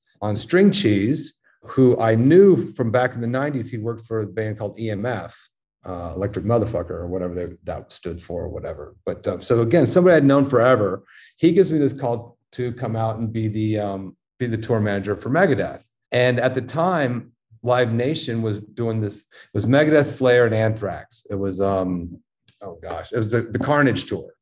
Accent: Dallas, Texas, United States; moved away; also born or lived in Denver, Colorado; I grew up in Dallas. As a kid, I went to that shed to see shows

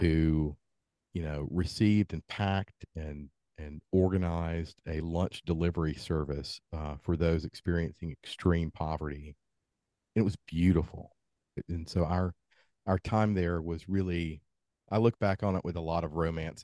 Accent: Columbus, Georgia, United States; I grew up in Columbus, Georgia

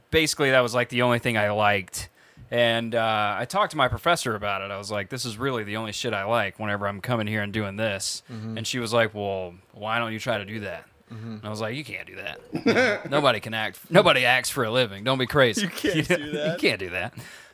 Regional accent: Mississippi, United States; also born or lived in New Orleans, Louisiana; I am from Mississippi, and I grew up between Mississippi and New Orleans, Southern kid. I went to Mississippi State for 2.5 whole years

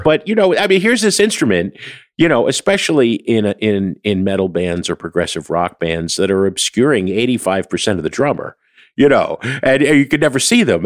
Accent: New Jersey, United States; I'm from Jersey

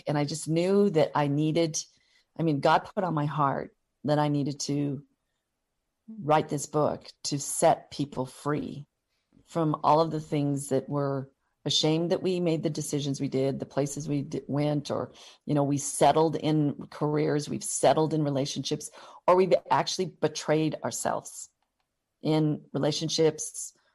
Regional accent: Butte, Montana, United States; also born or lived in Missoula, Montana / Seattle; I was born and raised in Butte, Montana

